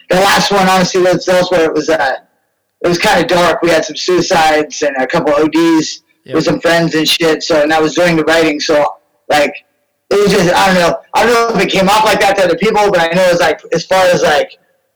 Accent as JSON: {"language": "English", "town": "San Jose", "region": "California", "country": "United States", "tie": "born or raised there", "also_born_or_lived": "Louisiana / Santa Rosa, California / San Francisco, California", "lives_now": "San Jose, United States", "said": "I went back to Louisiana. I was born in San Jose, and then we went back there."}